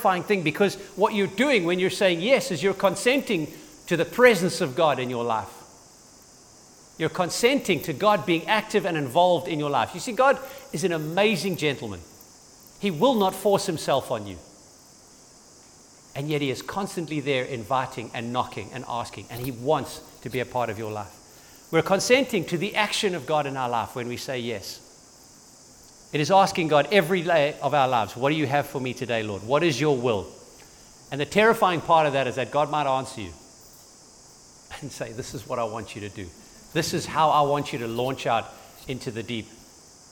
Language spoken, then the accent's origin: English; Durban, KwaZulu-Natal, South Africa; now in St. Lucia, South Africa; I grew up in Durban.